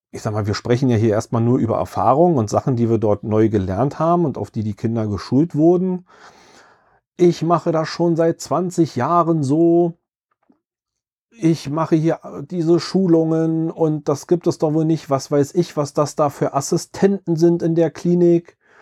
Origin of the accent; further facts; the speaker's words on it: Berlin, Germany; Ich selbst kann als Berliner